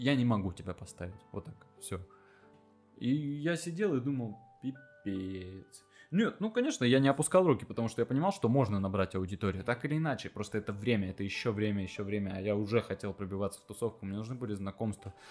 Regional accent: Krasnoyarsk, Krasnoyarsk Krai, Russia; moved away as an adult; now in Saint Petersburg, Russia; в Красноярске, да, в моем родном городе

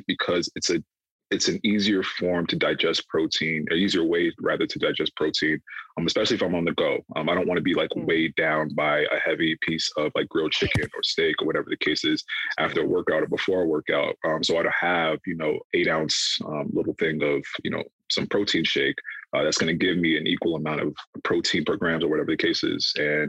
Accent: Ghana; we're all African, we're all Ghanaian here

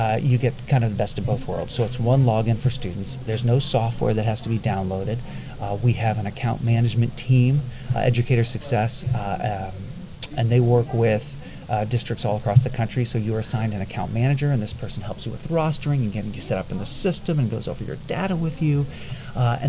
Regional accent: Indianapolis, Indiana, United States; I'm from Indianapolis, Indiana.

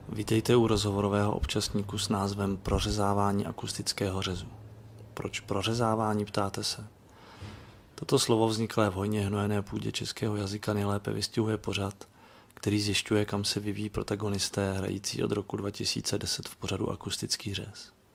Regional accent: Czechia; now in Prague, Czechia; já jsem z toho západnějšího pohraničí vlastně taky původem, taky jsem sem připlaval.

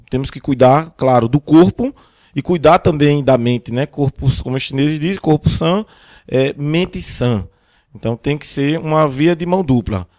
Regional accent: Brazil; nós, como brasileiros

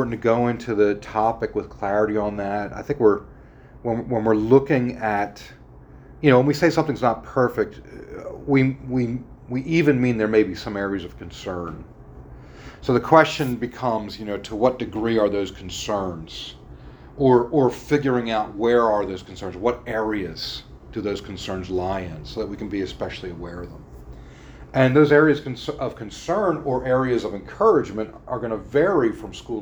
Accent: Philadelphia suburbs, Pennsylvania, United States; also born or lived in Newtown Square; I was born in South Philadelphia, very Italian section. We moved to the suburbs when I was, I was either 1.5 or 2.5, somewhere around 2

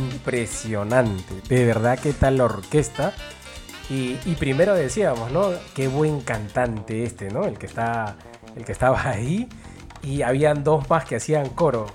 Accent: Peru

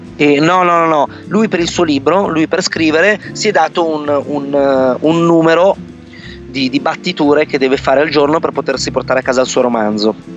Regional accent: Vercelli, Piedmont, Italy; moved away as an adult; also born or lived in Turin; io sono originario in realtà di Vercelli, quindi questa cittadina di provincia circondata dalle risaie

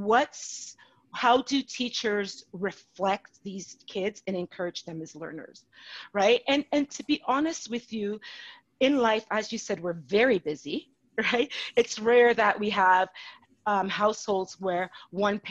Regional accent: Calgary, Alberta, Canada; I was born in Calgary

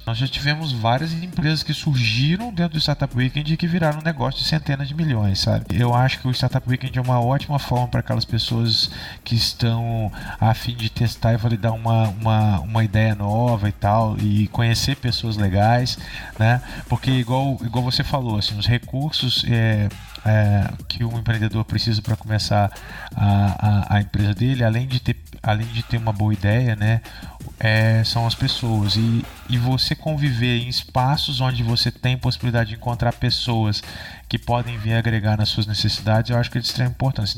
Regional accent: Barbacena, Minas Gerais, Brazil; moved away as an adult; now in Santa Rita do Sapucaí, Brazil; eu sou de Barbacena, né? É uma cidade aqui de Minas Gerais

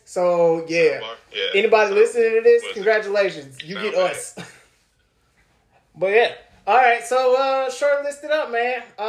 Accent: New York, United States; I'm from New York. From New York, son.

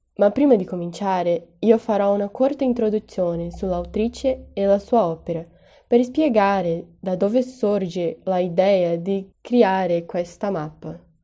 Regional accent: Juiz de Fora, Minas Gerais, Brazil; Italian is a second language; also born or lived in Ibitipoca; Juiz de Fora. Non solo perché è dove io sono nata e cresciuta, ma perché è la città dove, avendo l'opportunità di andar via, io ho scelto rimanere.

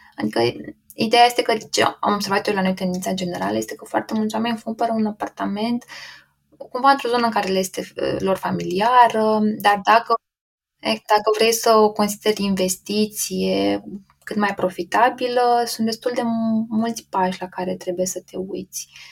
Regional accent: Romania; nici nu prea aveam noi ca și români acces la foarte mulți brokeri

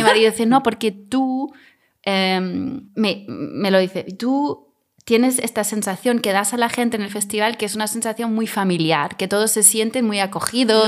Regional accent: Germany; Spanish is a second language; now in Mallorca, Spain; soy alemana

